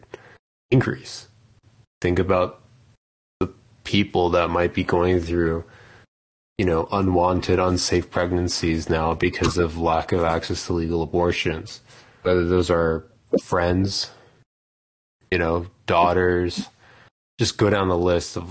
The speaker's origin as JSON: {"language": "English", "country": "United States", "said": "being the American here amongst us"}